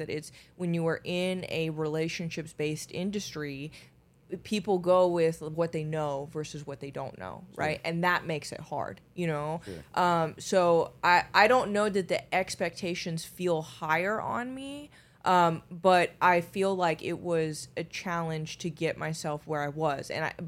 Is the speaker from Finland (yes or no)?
yes; Finland; moved away; I mean, I was born in Finland, so yes.